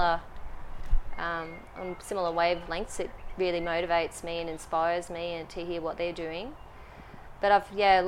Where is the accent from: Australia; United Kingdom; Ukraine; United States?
Australia; Brisbane, Queensland; moved away as an adult; now in Melbourne, Australia; I'm from Brisbane, I moved from Brisbane about 18 months ago